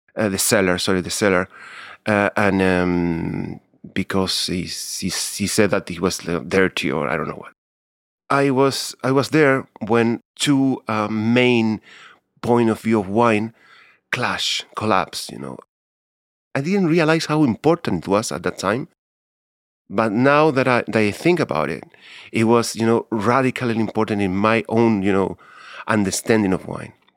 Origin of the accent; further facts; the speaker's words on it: Santiago, Santiago Metropolitan Region, Chile; English is a second language; I was born in Santiago in nineteen sixty-eight